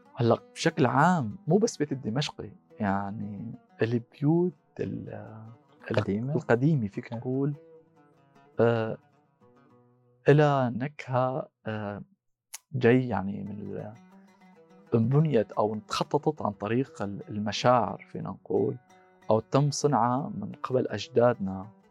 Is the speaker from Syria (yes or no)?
yes; Syria; moved away as an adult; also born or lived in Magdeburg, Germany; now in Germany; انا من سوريا